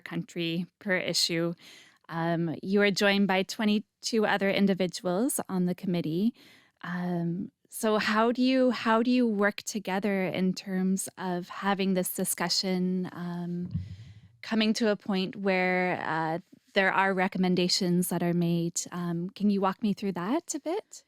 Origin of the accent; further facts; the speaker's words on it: Canada; now in Israel; my background is I'm Canadian